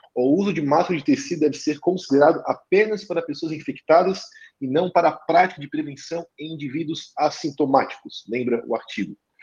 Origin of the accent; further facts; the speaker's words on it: Florianópolis region, Santa Catarina, Brazil; accent: manezinho; Eu moro em, não moro em Florianópolis, mas sou aqui da região, então sou manezinho, como vocês percebem, nós temos a fala um tanto acelerada